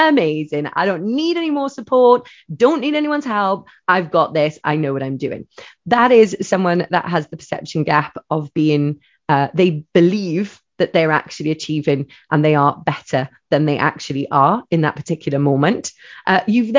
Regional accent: Wales, United Kingdom; I'm a Welsh lady

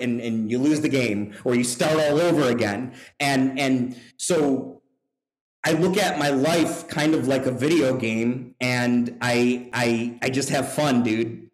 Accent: Buffalo, New York, United States; also born or lived in Singapore; now in Louisville, United States; I grew up in uh, Buffalo, New York. I'm from Buffalo

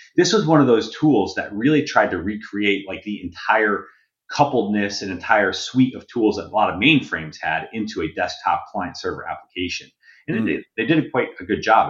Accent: Connecticut, United States; I grew up in Connecticut, in farm country Connecticut.

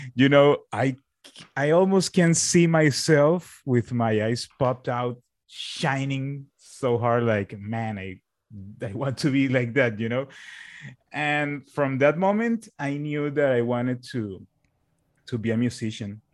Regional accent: Barranquilla, Atlántico, Colombia; also born or lived in Bogota, Colombia; I went back to my, to my own, to my hometown, which is here

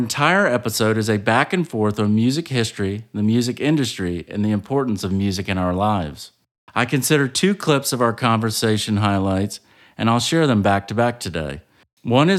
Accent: Savannah, Georgia, United States; my hometown of Savannah, Georgia

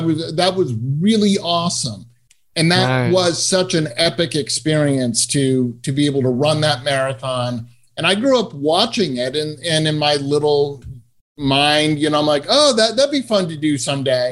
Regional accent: Massachusetts, United States; I grew up in Massachusetts

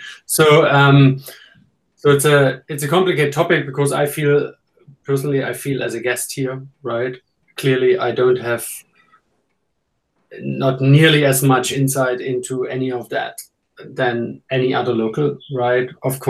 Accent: East Germany, Germany; moved away as an adult; also born or lived in Australia; now in Hong Kong; we are both from East Germany

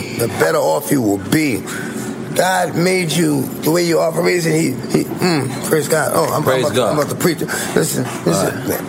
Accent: New York, United States; Like, I'm from New York, this is my block, bam.

